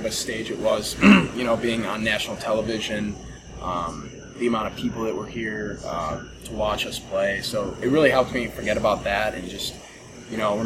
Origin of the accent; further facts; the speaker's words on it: Chicago, Illinois, United States; my hometown, Chicago